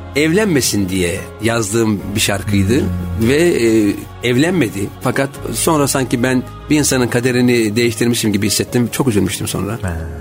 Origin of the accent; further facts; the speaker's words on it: Istanbul, Turkey; also born or lived in Erzincan; Ben 7 aylıkken İstanbul'a gelmişim.